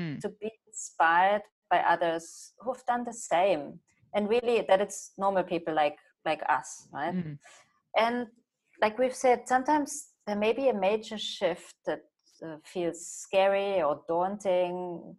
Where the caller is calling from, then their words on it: Hong Kong; I'm calling in from Hong Kong, where I live.